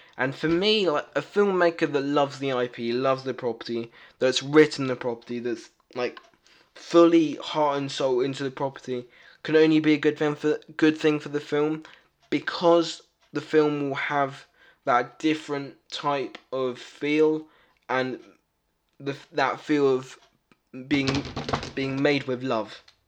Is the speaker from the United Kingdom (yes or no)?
yes; United Kingdom; I am really British